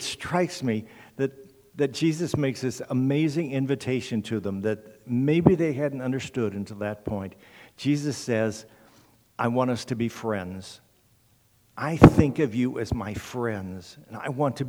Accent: Indiana, United States; I'm a Hoosier. I grew up in Indiana

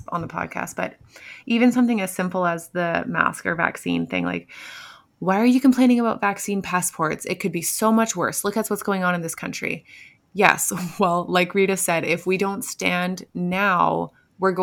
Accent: Canada; As a Canadian

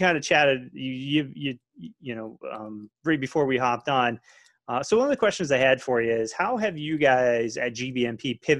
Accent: New England, United States; I'm a New England guy

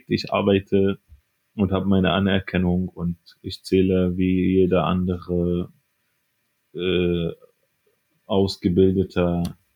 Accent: Aleppo, Aleppo Governorate, Syria; German is a second language; moved away as an adult; now in Germany; Ich komme aus der Stadt Aleppo aus Syrien. Bin in Deutschland seit ungefähr sechs Jahren.

